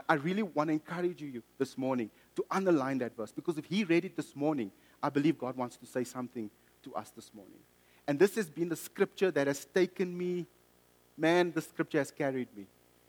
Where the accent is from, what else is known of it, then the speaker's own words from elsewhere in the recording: South Africa; also born or lived in Mozambique; I bought it because I'm South African or Mozambican. Or half South African, half Mozambican.